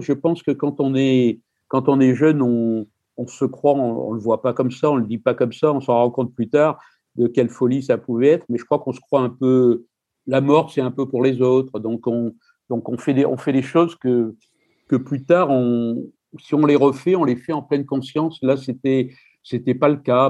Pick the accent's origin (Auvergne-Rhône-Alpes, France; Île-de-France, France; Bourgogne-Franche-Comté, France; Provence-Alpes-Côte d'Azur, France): Provence-Alpes-Côte d'Azur, France; Marseille; je suis né à Marseille